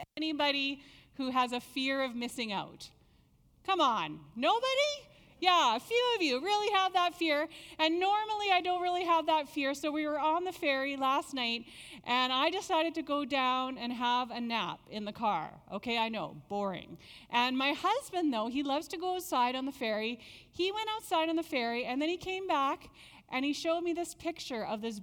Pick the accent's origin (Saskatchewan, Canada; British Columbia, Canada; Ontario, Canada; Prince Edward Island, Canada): British Columbia, Canada; Nanaimo; now in Langley, Canada; I grew up in Nanaimo.